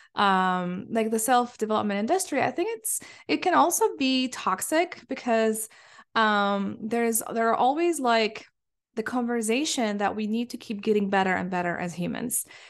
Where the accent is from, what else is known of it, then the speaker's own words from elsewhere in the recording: Palestine; moved away as an adult; now in Michigan, United States; I come from Palestine